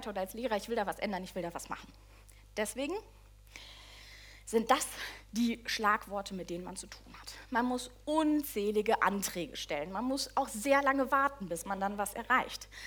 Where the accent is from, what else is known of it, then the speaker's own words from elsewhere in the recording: North Rhine-Westphalia, Germany; Sonst mache ich es, also so normal, ich bin aus dem Ruhrpott, ne?